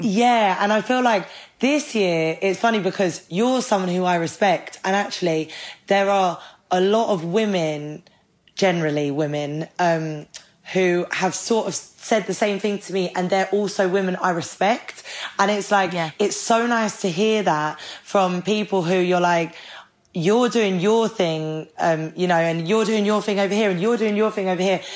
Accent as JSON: {"language": "English", "country": "Ireland", "said": "I'm Irish."}